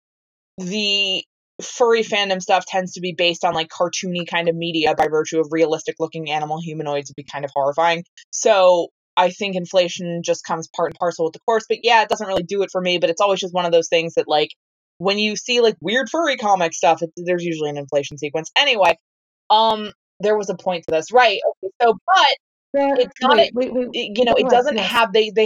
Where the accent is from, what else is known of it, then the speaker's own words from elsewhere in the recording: New Jersey, United States; born and raised in New Jersey